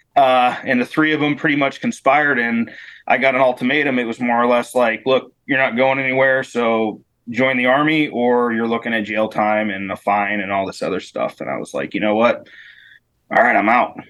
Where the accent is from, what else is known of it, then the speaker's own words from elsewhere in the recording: Northeastern Pennsylvania, United States; moved away as an adult; also born or lived in Germany / Alaska; I grew up in Northeast PA